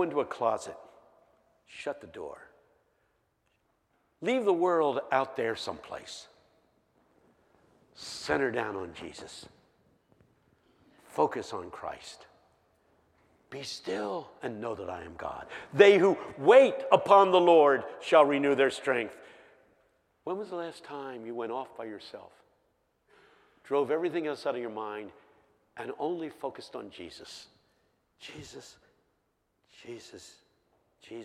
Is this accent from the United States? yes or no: yes; Philadelphia, Pennsylvania, United States; I'm from West Philadelphia High